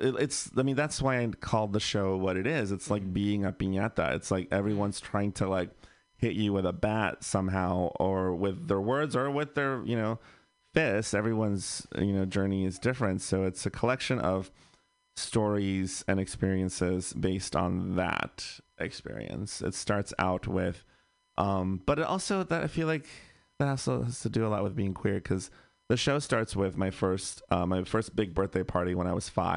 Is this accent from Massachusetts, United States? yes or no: no; Bay Area, California, United States; I grew up in the Bay Area, so mm-hmm. I was pretty lucky to live in a liberal bubble-ish.